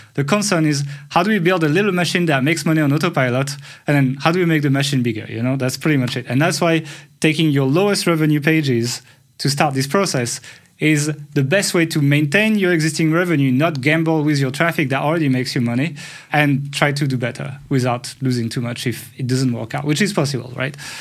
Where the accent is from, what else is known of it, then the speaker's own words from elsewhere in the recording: France; accent: French; English is a second language; my horrible French accent